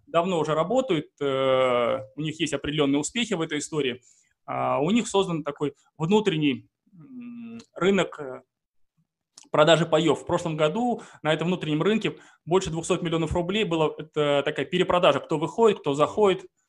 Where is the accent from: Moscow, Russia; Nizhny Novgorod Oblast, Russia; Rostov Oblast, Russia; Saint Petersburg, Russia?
Saint Petersburg, Russia; я сам из Санкт-Петербурга